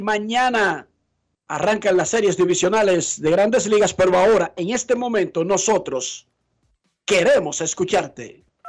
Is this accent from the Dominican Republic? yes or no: yes; Dominican Republic; somos dominicanos